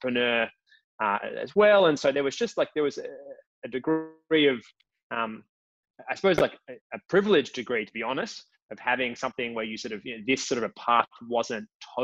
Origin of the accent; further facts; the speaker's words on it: Sydney, New South Wales, Australia; Grew up in Sydney.